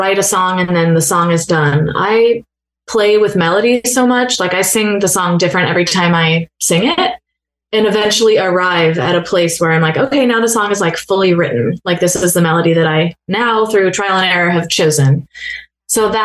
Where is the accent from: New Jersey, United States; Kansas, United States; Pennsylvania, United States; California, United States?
California, United States; San Diego; now in Nashville, United States; I'm from San Diego